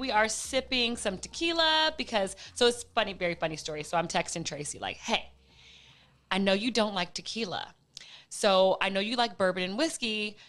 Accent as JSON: {"language": "English", "town": "Los Angeles", "region": "California", "country": "United States", "tie": "born or raised there", "said": "So I'm from LA, born and raised. I've lived in other places, but primarily I've always lived in Los Angeles."}